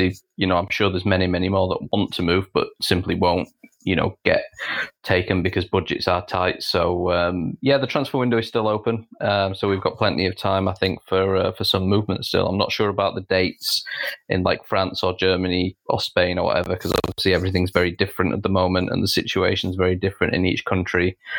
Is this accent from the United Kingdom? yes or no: yes; England, United Kingdom; which works for me as an English women's football writer, predominantly working for an American outlet.